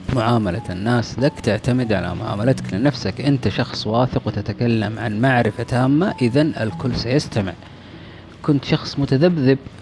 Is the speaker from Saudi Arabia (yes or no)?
yes; Saudi Arabia; إحنا سعوديين